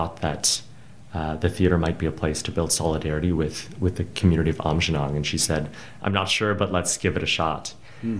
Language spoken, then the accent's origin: English; Canada; my place as a settler, as a first-generation Canadian